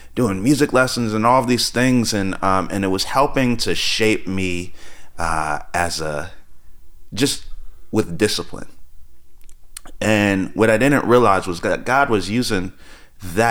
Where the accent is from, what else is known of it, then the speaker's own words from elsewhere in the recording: New Jersey, United States; moved away as an adult; also born or lived in Tulsa, Oklahoma; grew up in actually inner city New Jersey